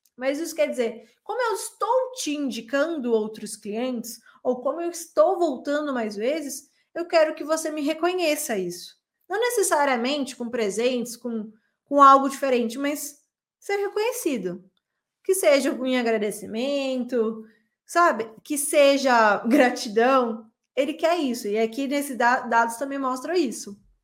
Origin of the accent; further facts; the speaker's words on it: São Paulo, Brazil; moved away as an adult; now in Belo Horizonte, Brazil; eu sou de São Paulo e eu vim morar em, em Belo Horizonte pela primeira vez em 2010